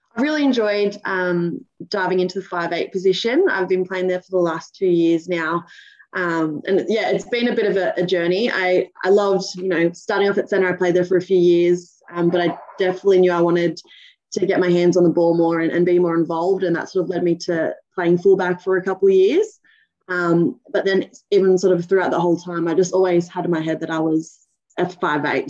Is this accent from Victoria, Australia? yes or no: no; Cronulla, New South Wales, Australia; also born or lived in New Zealand; I was born in New Zealand. Um, I moved to Australia when I was three years old. So, um, you know, yeah, brought, brought up over here in Aussie. I've lived in Cronulla most of my life.